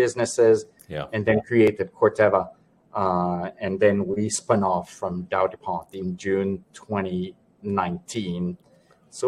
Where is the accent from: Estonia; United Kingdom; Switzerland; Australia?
Switzerland; moved away as an adult; also born or lived in Geneva / Panama / New York; I was born and raised in Switzerland